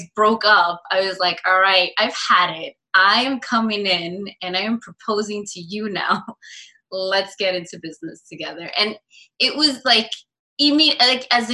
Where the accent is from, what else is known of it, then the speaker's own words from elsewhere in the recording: New York City, New York, United States; I was born and raised in New York City